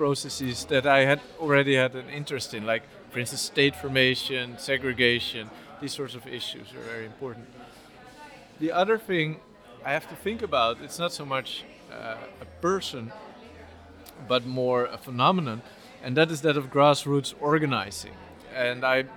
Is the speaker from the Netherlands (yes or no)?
yes; Amsterdam, North Holland, Netherlands; also born or lived in Nijmegen / Rotterdam; I was born and raised in Amsterdam